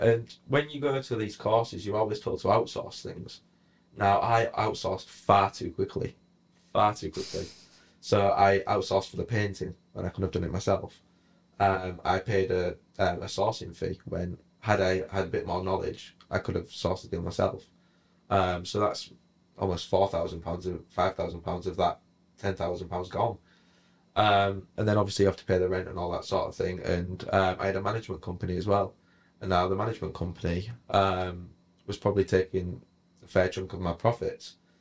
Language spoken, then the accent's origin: English; Hull, Yorkshire and the Humber, United Kingdom; Where I come from, you don't get a lot of opportunities. I, I'm originally from Hull. Um, I went to school on one of the biggest council estates in Europe.